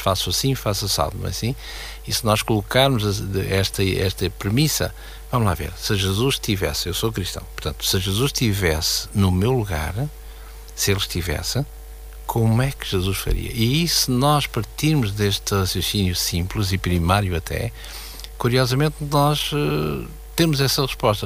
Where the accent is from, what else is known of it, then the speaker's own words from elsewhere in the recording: Portugal; nós como portugueses, temos a nossa bandeira em casa